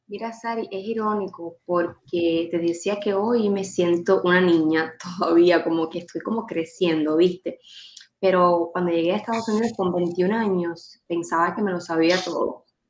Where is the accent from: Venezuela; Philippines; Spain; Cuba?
Cuba; Manuel Tames, Guantánamo; moved away as an adult; now in Miami, United States; soy de un municipio de Guantánamo, de un centralito allá que se llama Manuel Tames. Y literal me sacaron de Manuel Tames y me pusieron en Miami.